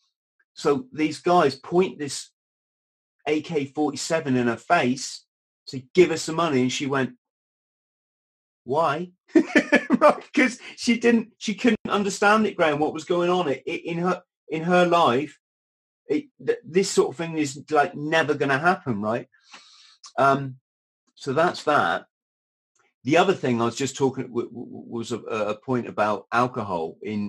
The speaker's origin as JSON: {"language": "English", "country": "United Kingdom", "said": "The other thing, which especially as a Brit, which is quite interesting, is you don't drink during the week."}